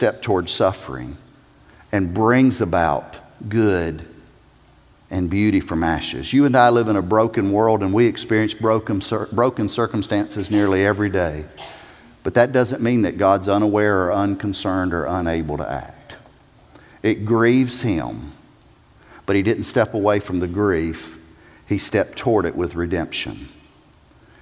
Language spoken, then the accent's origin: English; South Carolina, United States; I'm a redneck from South Carolina.